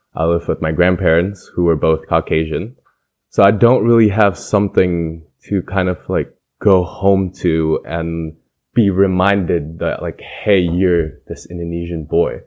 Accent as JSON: {"language": "English", "town": "East Lansing", "region": "Michigan", "country": "United States", "tie": "born or raised there", "accent": "Midwestern American", "moved": "yes", "said": "I have pretty much a Midwestern American accent because I'm from Midwestern Michigan"}